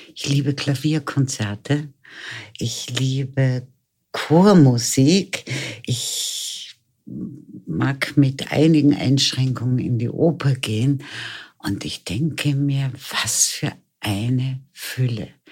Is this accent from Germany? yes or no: yes; Lüneburg Heath, Lower Saxony, Germany; now in Vienna, Austria; Geboren bin ich in Norddeutschland, in der Lüneburger Heide. Und bin dann mit meinen Eltern als junges Mädchen nach Wien gekommen